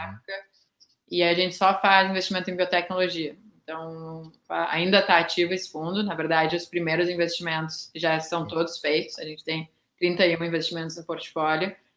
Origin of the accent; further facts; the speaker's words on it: Porto Alegre, Rio Grande do Sul, Brazil; moved away as an adult; also born or lived in Pelotas; eu realmente sou gaúcha, eu morei, eu nasci em Pelotas, mas nunca cheguei a morar lá, uh, morei a vida inteira em Porto Alegre